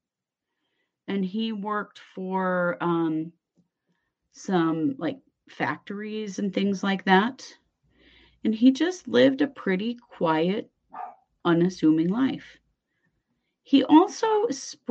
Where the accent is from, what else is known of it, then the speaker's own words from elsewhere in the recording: Idaho, United States; accent: Idaho; my Idaho accent